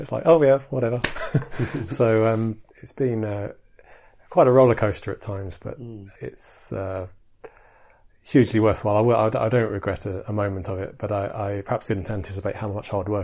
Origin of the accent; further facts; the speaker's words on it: Edinburgh, Scotland, United Kingdom; in Edinburgh, which is my hometown